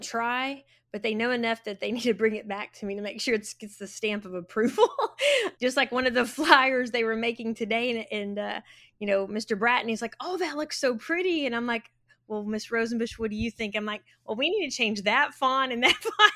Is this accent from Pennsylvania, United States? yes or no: no; Florence, Texas, United States; I went K through twelve at Florence High School, and then went to Tarleton State University, and then, uh, came back to Florence